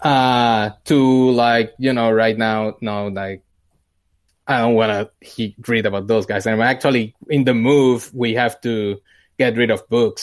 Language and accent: English; Puerto Rico; moved away as an adult; now in United States; I grew up in Puerto Rico. Uh, I was born there, uh, and lived there until, un-, until I finished college